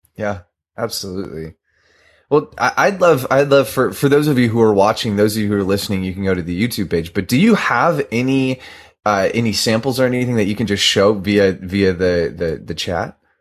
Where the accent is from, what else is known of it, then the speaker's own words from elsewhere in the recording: Southern California, United States; I grew up in Southern California where rainbows are made